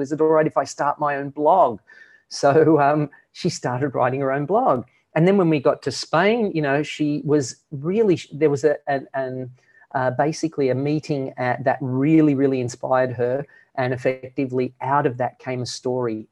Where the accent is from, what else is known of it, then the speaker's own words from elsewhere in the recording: Australia; moved away as an adult; we're originally from Australia